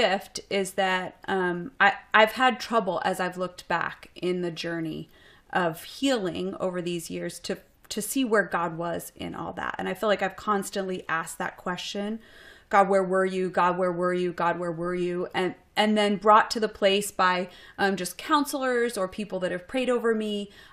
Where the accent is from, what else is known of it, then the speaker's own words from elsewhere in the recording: Boston, Massachusetts, United States; moved away as an adult; also born or lived in Seattle; now in Austin, United States; I'm originally from Boston